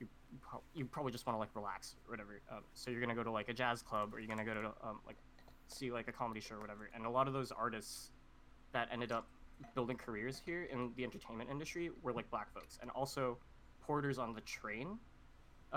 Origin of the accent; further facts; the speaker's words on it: Vancouver, British Columbia, Canada; growing up in Vancouver